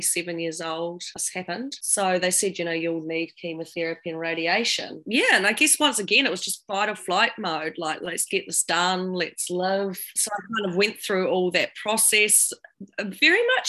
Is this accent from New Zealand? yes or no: yes; New Zealand; accent: down south voice; also born or lived in London; I come from New Zealand, as you can probably tell from my down south voice right now